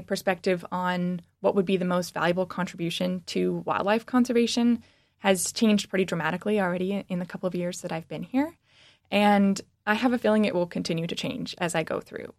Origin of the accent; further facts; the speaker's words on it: Washington, United States; moved away as an adult; now in Michigan, United States; I'm actually from the West Coast. I grew up in Washington